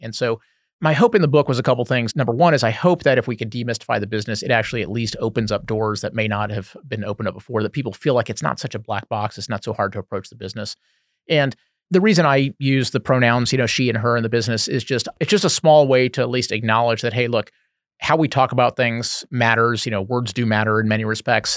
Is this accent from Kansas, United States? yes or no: no; Houston, Texas, United States; moved away as an adult; now in Bay Area, United States; I grew up in Houston